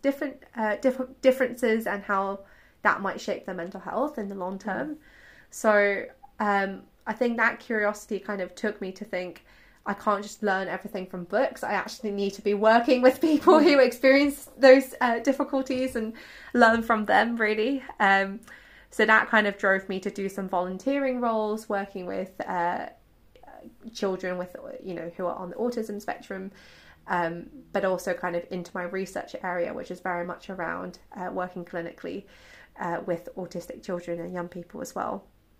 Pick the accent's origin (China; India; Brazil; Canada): China; English is a second language; actually I was born in China and I grew up in China